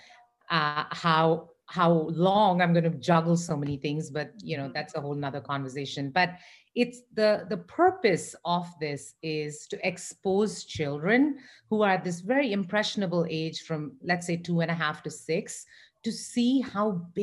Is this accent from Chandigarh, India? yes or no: no; Mumbai, Maharashtra, India; moved away as an adult; now in United States; I grew up in Mumbai in India, and I came to the US only when I was 22